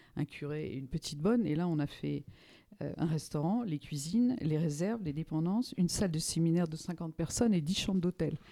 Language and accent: French; Normandy, France; moved away; also born or lived in Paris; Je, serais, je dirais, normande de naissance, parisienne de, euh, de cœur